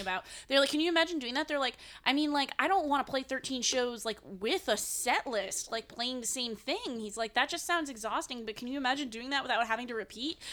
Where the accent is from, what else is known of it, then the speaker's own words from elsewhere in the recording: New England, United States; now in New York, United States; I'm from New England.